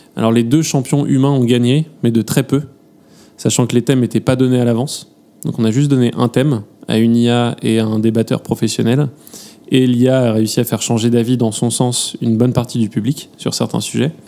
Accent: France; accent: French; mon accent français

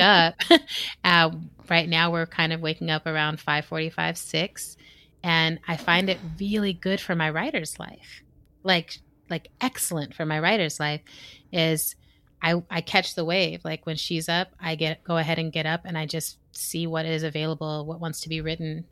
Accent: Texas, United States; All of us are from Texas.

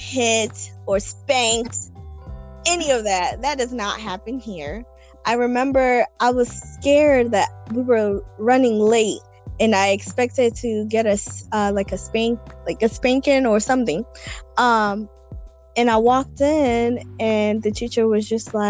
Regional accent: Kenya; now in United States; growing up in Kenya

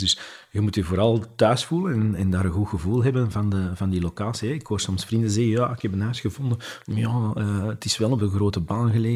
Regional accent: Belgium; wij zijn, wij zijn Belgen, hè? we zijn allemaal geboren met, eh, met een baksteen in ons maag

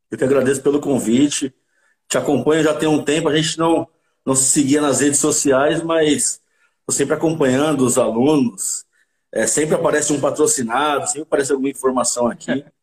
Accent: Santo André, São Paulo, Brazil; Sou de Santo André. Santo André. André é, bairro, bairro de Camilópolis, um, um, praticamente um quarteirão de onde, de onde o … cresceu

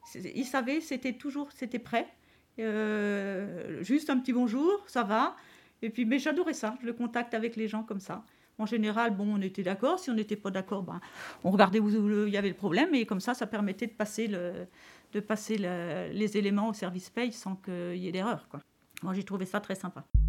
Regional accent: Châtillon, France; j'étais de Châtillon

